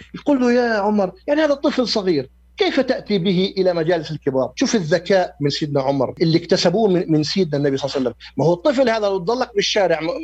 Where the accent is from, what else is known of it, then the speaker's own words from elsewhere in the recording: Jordan; عندنا في الأردن